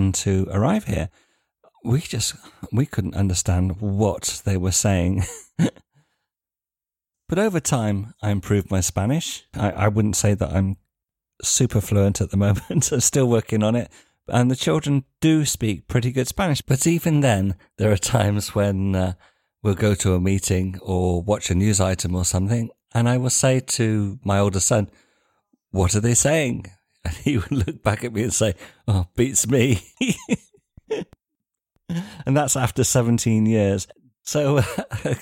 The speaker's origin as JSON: {"language": "English", "country": "United Kingdom", "moved": "as an adult", "lives_now": "Spain", "said": "being British"}